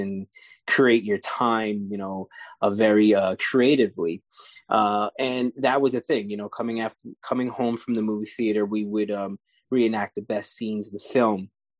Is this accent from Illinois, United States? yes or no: no; New York City, New York, United States; I grew up in New York City, out here in Lower East Side, Manhattan